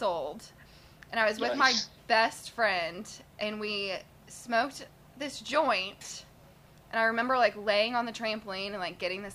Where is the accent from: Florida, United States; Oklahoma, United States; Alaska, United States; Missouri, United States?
Oklahoma, United States; Tulsa; I'm a Tulsan